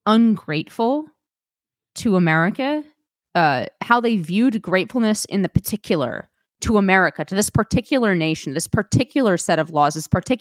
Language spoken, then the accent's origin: English; Bay Area, California, United States; I was born in the Bay Area